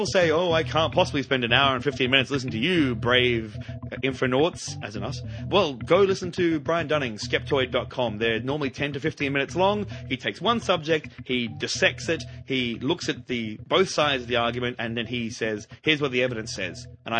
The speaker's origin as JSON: {"language": "English", "country": "Australia", "said": "Yes. Hello, I'm an Australian."}